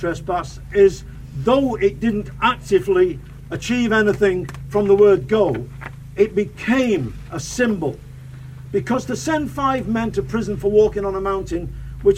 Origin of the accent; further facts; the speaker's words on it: Manchester, North West England, United Kingdom; as a kid, a young fella growing up in Manchester